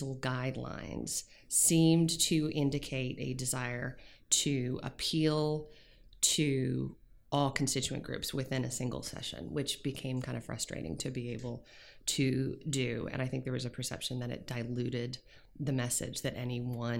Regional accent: Williamsburg, Virginia, United States; moved away as an adult; also born or lived in Nashville, Tennessee / San Diego, California; where I grew up in Williamsburg, Virginia

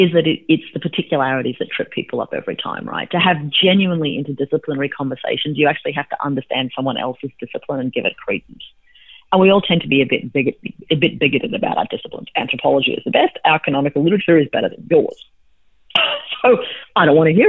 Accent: Australia; now in United States; I'm an Australian citizen

